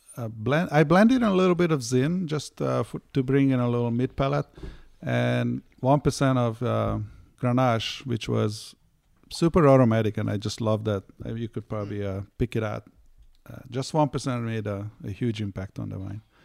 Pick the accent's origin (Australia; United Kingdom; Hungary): Hungary; now in United States; I grew up in Hungary